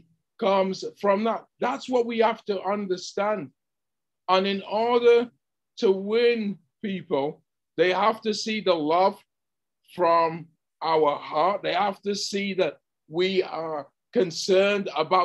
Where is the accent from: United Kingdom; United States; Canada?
United Kingdom; England; moved away; where I grew up in England